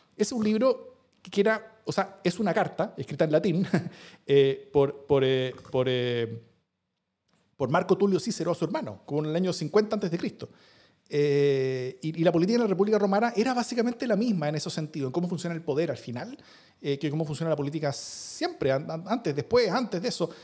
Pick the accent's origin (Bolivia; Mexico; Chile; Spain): Chile